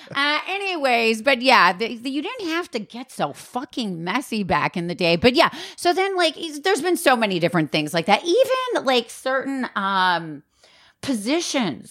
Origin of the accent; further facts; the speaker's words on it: Wisconsin, United States; I'm from Wisconsin